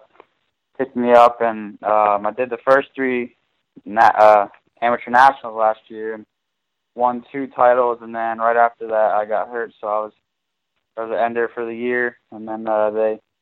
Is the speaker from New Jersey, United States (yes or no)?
yes; New Jersey, United States; I'm from New Jersey, and I raced Raceway Park in Englishtown, New Jersey, when I was growing up